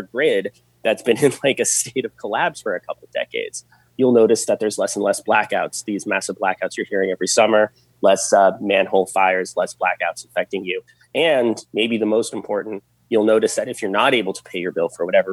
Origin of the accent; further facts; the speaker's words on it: New York, United States; I grew up in New York